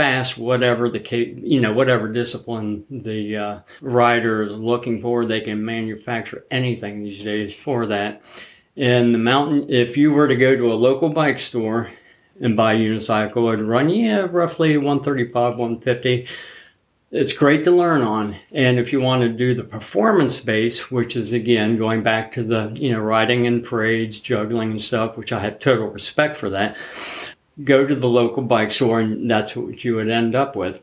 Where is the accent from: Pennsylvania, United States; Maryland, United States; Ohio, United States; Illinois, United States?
Ohio, United States; Zanesville; I grew up in Zanesville, Ohio.